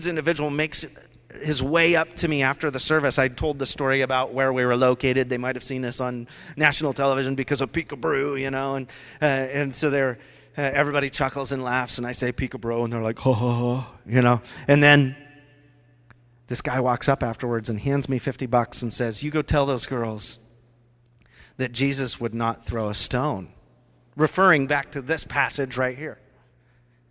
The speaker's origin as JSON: {"language": "English", "town": "Rochester", "region": "Washington", "country": "United States", "tie": "born or raised there", "said": "That's where I grew up. I grew up down in Rochester from the age of 4 to 15"}